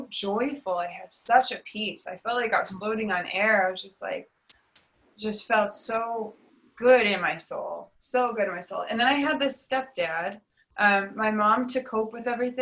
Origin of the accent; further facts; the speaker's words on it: Detroit, Michigan, United States; I was raised in Detroit